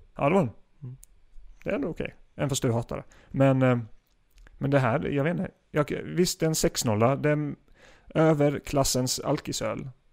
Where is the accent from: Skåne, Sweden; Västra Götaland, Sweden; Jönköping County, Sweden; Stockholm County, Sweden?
Jönköping County, Sweden; Gislaved; Gislaved där jag kommer ifrån